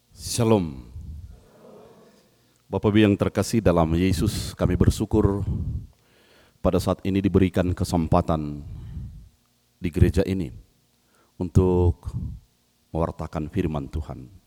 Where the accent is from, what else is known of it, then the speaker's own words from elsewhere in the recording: Padangsidimpuan, North Sumatra, Indonesia; dari Sumatera Utara, Kota Padang Sidimpuan. Uh, saya adalah suku Angkola